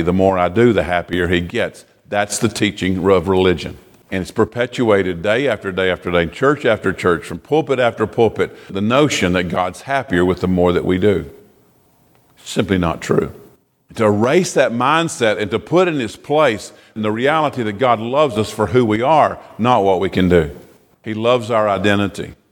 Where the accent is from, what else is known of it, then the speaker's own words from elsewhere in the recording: United States; as an American